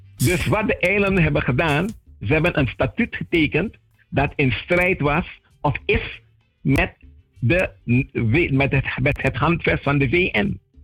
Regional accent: Sint Maarten; also born or lived in Saint-Martin (French side); now in Saint-Martin; ik ben van de Nederlandse kant, maar ik woon aan de Franse kant

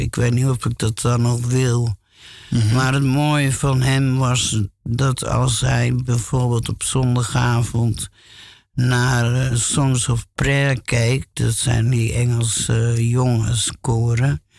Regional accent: Alphen aan de Rijn, South Holland, Netherlands; also born or lived in Gouda; now in Amsterdam, Netherlands; die woonden in Alphen aan de Rijn. En dus, dus daar kom ik eigenlijk ook vandaan

